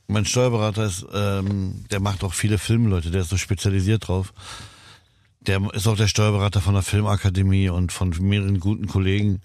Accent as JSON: {"language": "German", "region": "Berlin", "country": "Germany", "also_born_or_lived": "Lebanon", "said": "bei uns in Kreuzberg"}